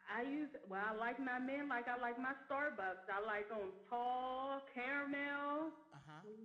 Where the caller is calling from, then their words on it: Pittsburgh, Pennsylvania, United States; I'm coming from Pittsburgh, Pennsylvania.